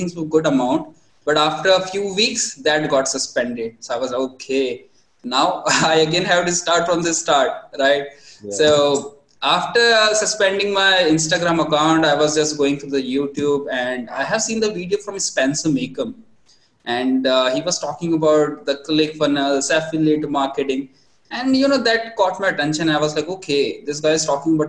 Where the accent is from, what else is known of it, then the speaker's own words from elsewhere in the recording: India; as typical Indian family